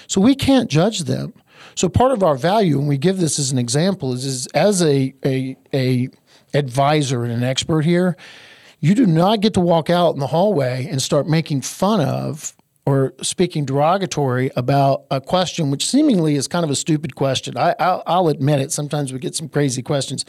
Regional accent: Eastern North Carolina, United States; I'm from Eastern North Carolina, where we make the best barbecue on the face of the earth.

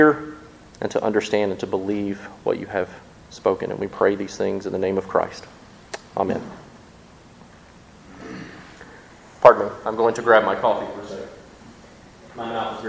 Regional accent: Mississippi, United States; also born or lived in West Tennessee; now in Jackson, Tennessee, United States; I grew up in Mississippi.

